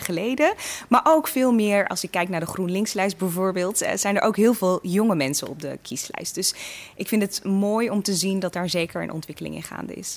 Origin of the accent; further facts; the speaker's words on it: Assen, Drenthe, Netherlands; also born or lived in Eritrea / Veendam; in Assen ehm, ja, ben ik gewoon helemaal opgegroeid